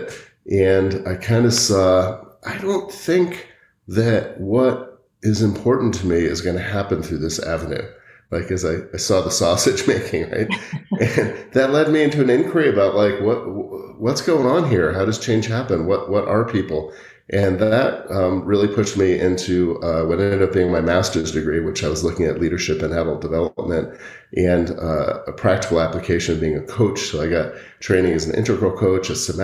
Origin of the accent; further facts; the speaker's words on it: Connecticut, United States; now in Boulder, United States; I grew up in Connecticut, and I happened to go to a high school that had one of the top jazz programs in the country.